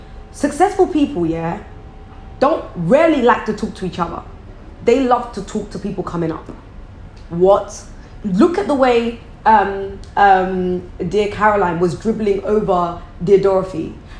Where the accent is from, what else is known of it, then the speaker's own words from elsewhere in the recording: Croydon, London, United Kingdom; they're from where I'm from. I'm from Croydon.